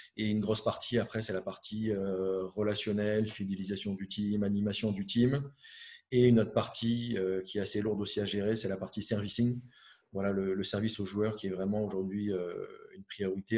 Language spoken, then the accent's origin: French; Finistère, Brittany, France; je suis originaire de, Bretagne, du Finistère, on va dire le, bout du monde là-bas, euh, euh, côté, Manche, à côté de entre Brest et, Morlaix. J'ai vécu mon, enfance.